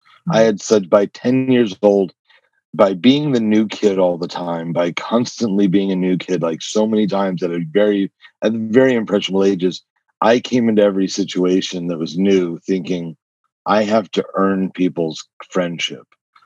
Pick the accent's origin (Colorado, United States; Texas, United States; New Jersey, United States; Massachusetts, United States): New Jersey, United States; also born or lived in New York / Connecticut; So I was made in New York, but I was born in New Jersey, raised in New York, New Jersey, Connecticut, three states, 9 schools, 12 years before I graduated high school.